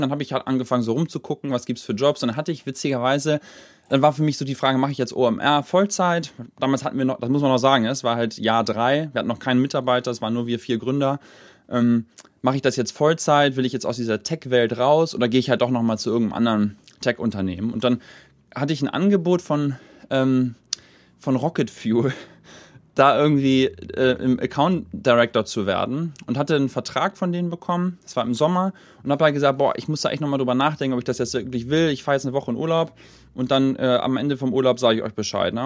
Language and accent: German; Hamburg, Germany; moved away; also born or lived in Silicon Valley; bin dann halt nach Hamburg gezogen, zurück sozusagen in meine meine Heimat des Herzens Geburtsstadt